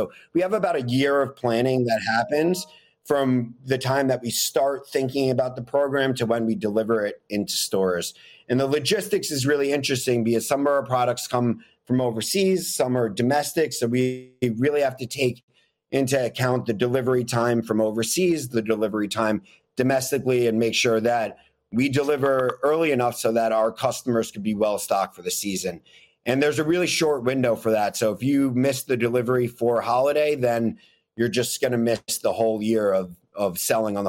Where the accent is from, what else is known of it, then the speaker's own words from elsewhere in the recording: New York City, New York, United States; I grew up in Manhattan living next to a Walgreens